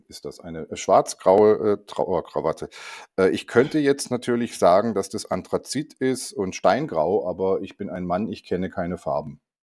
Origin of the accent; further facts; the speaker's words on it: Germany; als Deutscher